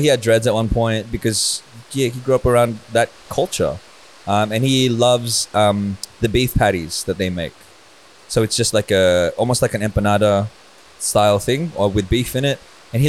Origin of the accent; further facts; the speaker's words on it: Australia; also born or lived in Philippines; for me growing up, I had to learn how to be Australian in quotation marks